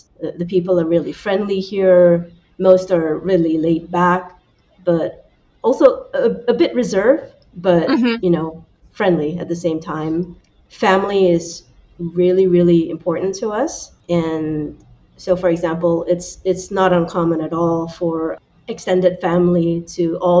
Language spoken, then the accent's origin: English; Malaysia; moved away as an adult; also born or lived in Oregon, United States; I was born and raised in Malaysia, but I actually spent most of my adult life in the United States. When I was about 19, I moved to Oregon to go to university. And I ended up staying there for the next 15 years.